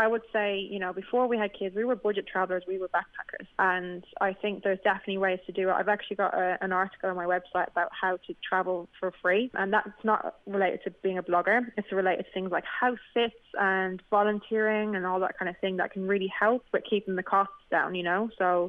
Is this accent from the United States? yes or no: no; Dublin, Leinster, Ireland; now in United Kingdom; I'm from Temple Oak in Dublin.